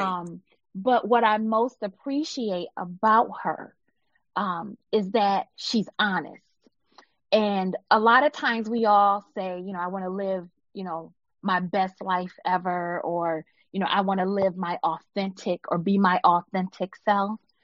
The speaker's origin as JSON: {"language": "English", "town": "Buffalo", "region": "New York", "country": "United States", "tie": "born or raised there", "moved": "yes", "lives_now": "Michigan, United States", "said": "growing up in Buffalo"}